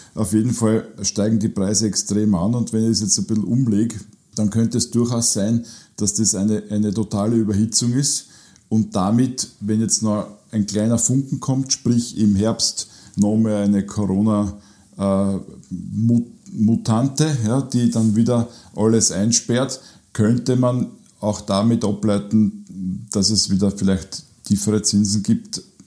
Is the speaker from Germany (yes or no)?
no; Burgenland, Austria; bei uns im Burgenland